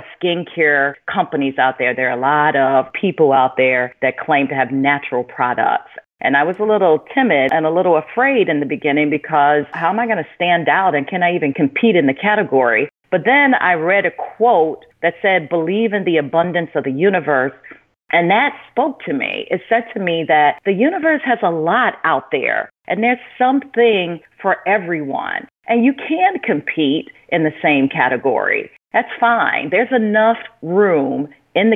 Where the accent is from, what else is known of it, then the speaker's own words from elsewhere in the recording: Chicago, Illinois, United States; We grew up in Cabrini Green, which is low-income housing on the south side of Chicago